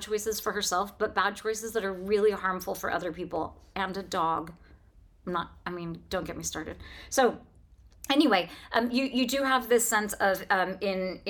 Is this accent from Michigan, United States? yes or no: no; Northern California, United States; I'm from Northern California